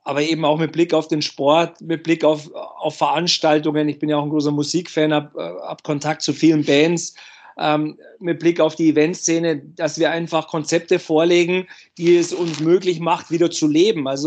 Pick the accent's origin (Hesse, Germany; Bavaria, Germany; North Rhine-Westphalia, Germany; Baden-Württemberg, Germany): Bavaria, Germany; als Junge, äh, ich habe die Eishockey-Begeisterung der Eltern mitbekommen, auch im Umfeld äh, bei uns in Bayern äh, war ja Eishockey immer ein großes Thema.